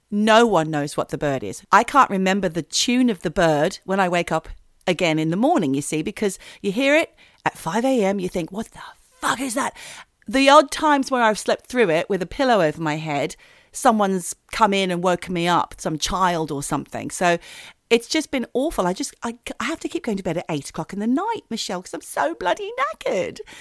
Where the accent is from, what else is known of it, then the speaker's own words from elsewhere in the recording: Australia; now in United Kingdom; living as an Australian in the United Kingdom